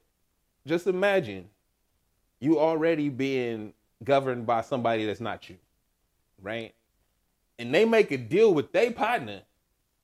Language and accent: English; United States; we're Americans